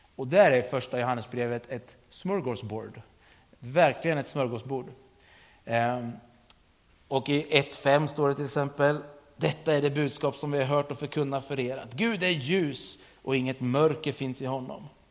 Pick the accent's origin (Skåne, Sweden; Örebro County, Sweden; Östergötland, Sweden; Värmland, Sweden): Östergötland, Sweden; Sturefors; jag är uppvuxen i Sturefors